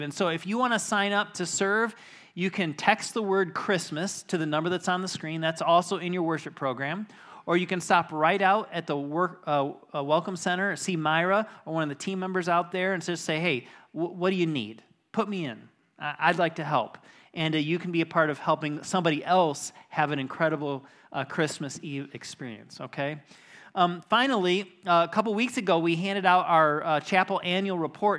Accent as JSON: {"language": "English", "area": "Lake Michigan", "region": "Midwest", "country": "United States", "tie": "born or raised there", "said": "growing up on Lake Michigan"}